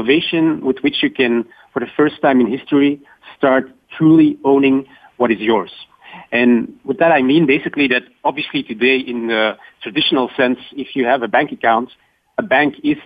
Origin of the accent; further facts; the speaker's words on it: Belgium; Belgium, my home country